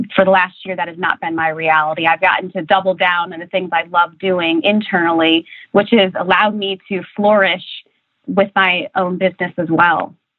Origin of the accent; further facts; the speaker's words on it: Republic, Ohio, United States; the town I was born and raised in, Republic, Ohio, population 16, uh, population 600